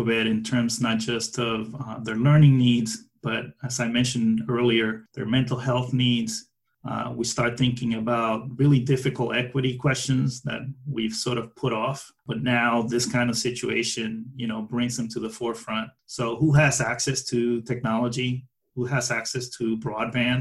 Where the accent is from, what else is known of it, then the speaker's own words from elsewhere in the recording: New York City, New York, United States; as a New Yorker